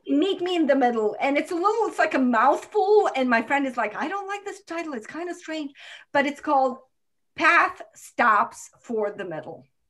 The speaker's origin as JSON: {"language": "English", "country": "Croatia", "tie": "born or raised there", "moved": "as an adult", "lives_now": "United States", "said": "My hmm. parents, uh, God saved their lives, God protected their house, but my hometown is destroyed"}